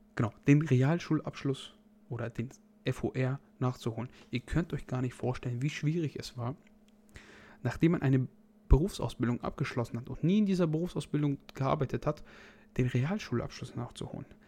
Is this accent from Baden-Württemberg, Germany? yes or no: no; North Rhine-Westphalia, Germany; ich komme aus Nordrhein-Westfalen und wir wohnen an der niedersächsischen Grenze